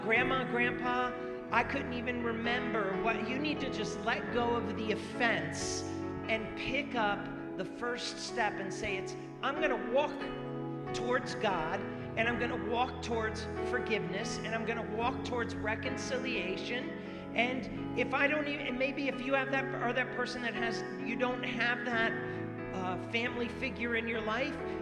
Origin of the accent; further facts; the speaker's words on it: Rhode Island, United States; When I grew up I was in Rhode Island